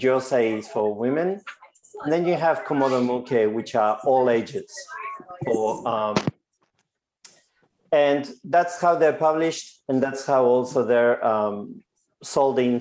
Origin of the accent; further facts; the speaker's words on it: Spain; moved away as an adult; now in Victoria, Australia; I grew up in Spain